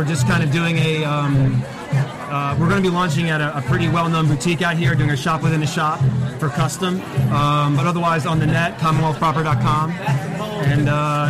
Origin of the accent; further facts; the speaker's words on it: Philadelphia, Pennsylvania, United States; I'm from Philadelphia, the East Coast